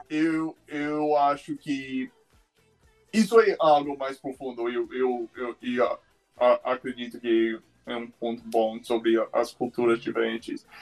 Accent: Phoenix, Arizona, United States; Portuguese is a second language; also born or lived in Tucson, Arizona / Brazil; Phoenix, que é minha cidade natal

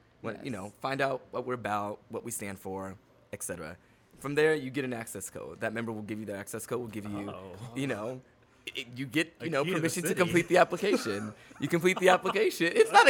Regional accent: Chatsworth, California, United States; The Valley.

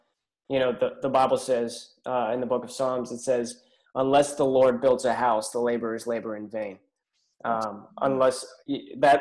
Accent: Pittsburgh, Pennsylvania, United States; moved away as an adult; now in Albemarle, United States; I'm originally from Pittsburgh

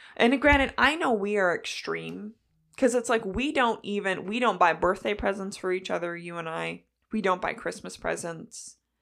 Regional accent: near Batavia, Illinois, United States; us being right there, we had Aldi growing up.

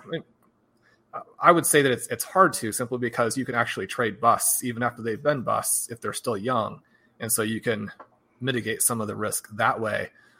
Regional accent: Kansas City, Missouri, United States; I grew up in Kansas City

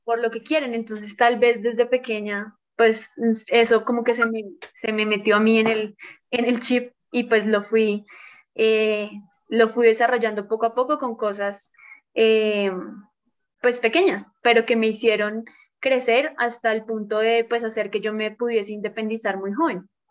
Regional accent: Colombia; soy de Colombia, tengo 31 años

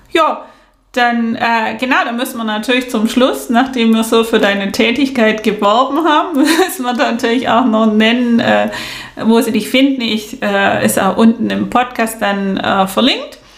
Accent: South Germany, Germany; wie man weiß und hört, bin ich ja aus dem Süden und da ist es dann noch weniger, weil wir haben nicht diese große Geflügelfarm

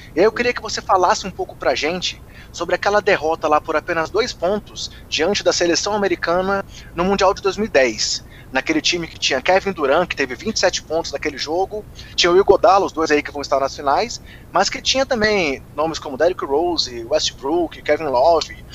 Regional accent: Brasília, Federal District, Brazil; eu, como morador de Brasília, não sei se todo mundo que ouve o podcast sabe que eu sou de Brasília

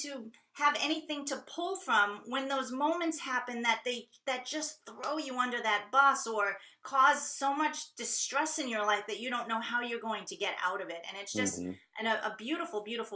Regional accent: New York, United States; moved away; I'm originally from New York

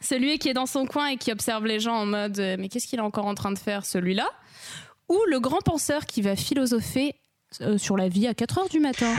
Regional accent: Lille, Hauts-de-France, France; moved away as an adult; now in Bordeaux, France; de base, je suis lilloise

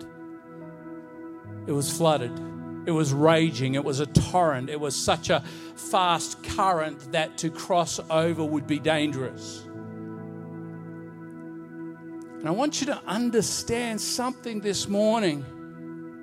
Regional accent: Bowen, Queensland, Australia; I remember growing up in Bowen, Queensland

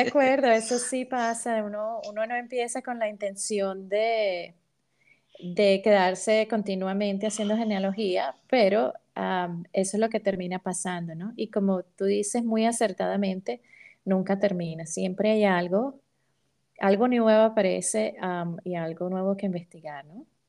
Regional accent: Venezuela; Venezuela es un país rico en diversidad cultural donde muchos venimos de una mezcla entre indígenas, europeos

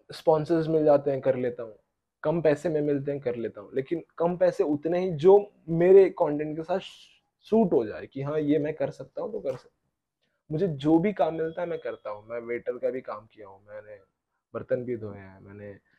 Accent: Pune, Maharashtra, India; पुणे का है मैं

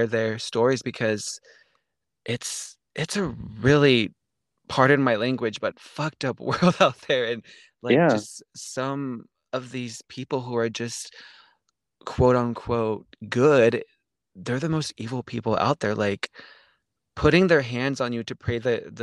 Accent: Central Valley, California, United States; I am from Central Valley, California. That is in between LA and San Francisco

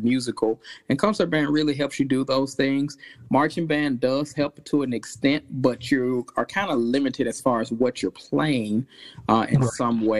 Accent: Arkansas, United States; moved away as an adult; also born or lived in Texas; now in South Carolina, United States; I'm from originally from Arkansas

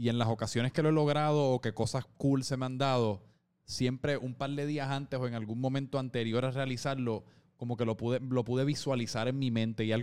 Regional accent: Puerto Rico

